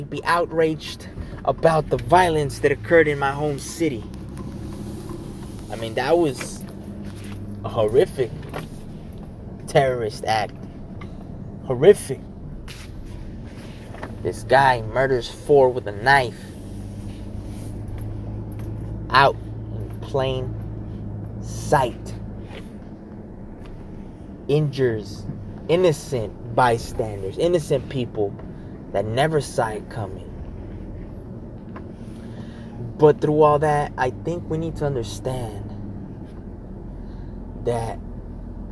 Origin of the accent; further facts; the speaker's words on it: United States; I'm still American to the core